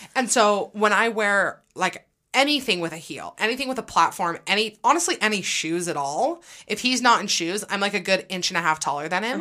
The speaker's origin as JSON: {"language": "English", "country": "United States", "said": "as an American"}